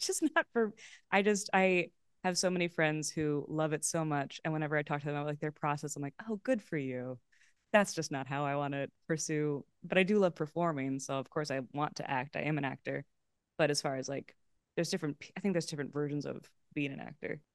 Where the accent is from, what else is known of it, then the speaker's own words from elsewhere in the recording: Los Angeles, California, United States; also born or lived in Boston; I grew up in Los Feliz and Pasadena